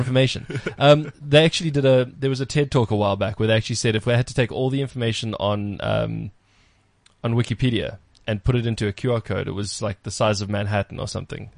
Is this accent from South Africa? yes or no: yes; South Africa; being proudly South African.